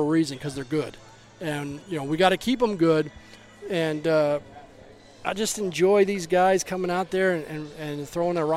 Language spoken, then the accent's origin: English; Baltimore, Maryland, United States; I grew up an Oriole fan. I was born in Baltimore